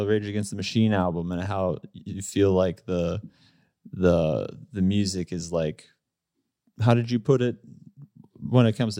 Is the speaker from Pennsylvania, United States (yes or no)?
yes; Pittsburgh, Pennsylvania, United States; We're all from Pittsburgh.